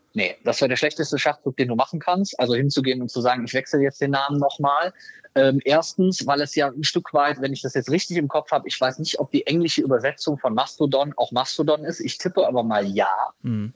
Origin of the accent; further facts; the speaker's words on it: Rhineland, Germany; wie wir bei uns im Rheinland sagen